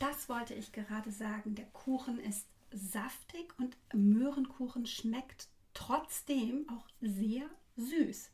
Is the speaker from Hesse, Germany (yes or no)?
yes; Frankfurt, Hesse, Germany; ich wurde ja in Frankfurt geboren